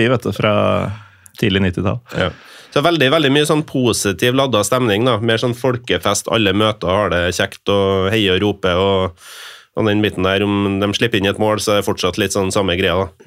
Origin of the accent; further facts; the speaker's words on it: Norway; føler seg litt sånn malplassert som nordmann, hvit nordmann på denne tribunen